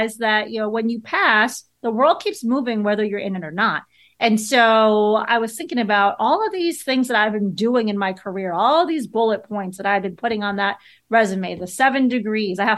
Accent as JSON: {"language": "English", "town": "Chicago", "region": "Illinois", "country": "United States", "tie": "born or raised there", "said": "I grew up in Chicago and I was a Chicago Bears fan"}